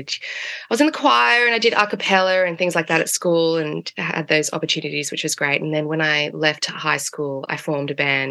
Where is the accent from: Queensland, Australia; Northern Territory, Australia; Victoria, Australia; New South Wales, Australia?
New South Wales, Australia; Sydney; also born or lived in New Zealand; Born in New Zealand, raised in eastern suburb Sydney